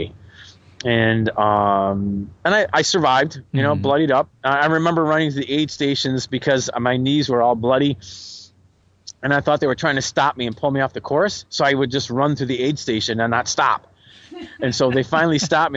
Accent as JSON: {"language": "English", "region": "New England", "country": "United States", "moved": "yes", "said": "I did cross country in high school, and I ran in the woods, and I'm from New England."}